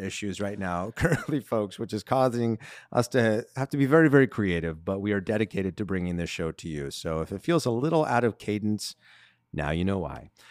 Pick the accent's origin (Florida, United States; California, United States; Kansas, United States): California, United States; Southern; growing up in Southern California, White Christmas isn't really, like, something that, that we have here